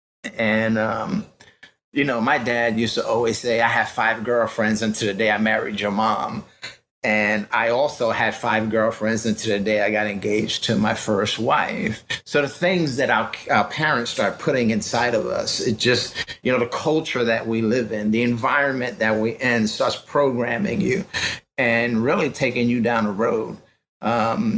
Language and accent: English; New York City, New York, United States; I grew up in the Bronx